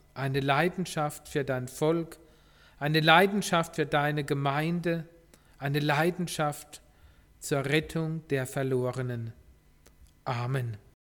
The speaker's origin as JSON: {"language": "German", "country": "Germany", "said": "wir als Deutsche"}